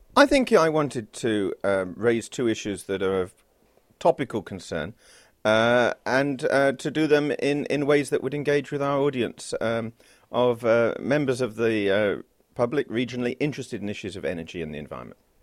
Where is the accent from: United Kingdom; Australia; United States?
United Kingdom; as a British citizen